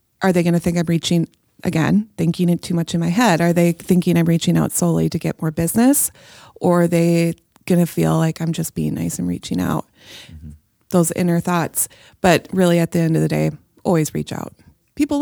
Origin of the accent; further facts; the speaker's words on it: Minnesota, United States; now in Hudson, United States; I grew up in Minnesota, I live in Hudson